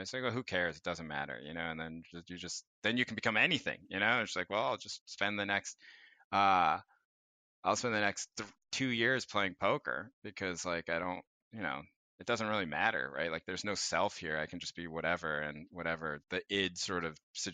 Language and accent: English; North Carolina, United States; now in Bay Area, United States; growing up in North Carolina